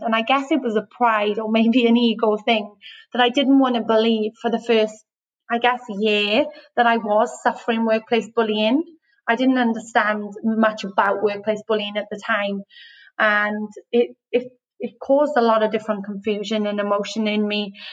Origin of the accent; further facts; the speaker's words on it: Wales, United Kingdom; moved away as an adult; now in Australia; I'm from Wales. So um, grew up in the UK and moved to mm. Australia six years ago